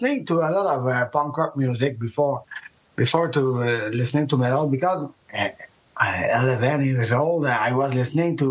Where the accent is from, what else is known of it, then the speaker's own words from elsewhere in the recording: South Shore, Quebec, Canada; we are from the South Shore